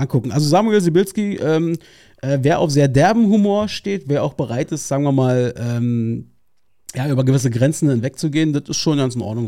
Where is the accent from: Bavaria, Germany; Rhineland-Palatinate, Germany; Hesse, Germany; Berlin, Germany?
Berlin, Germany; Ich bin Berliner